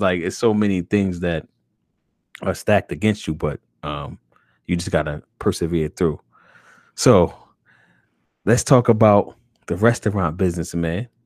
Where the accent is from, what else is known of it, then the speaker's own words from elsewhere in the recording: Northeast, United States; as a northeasterner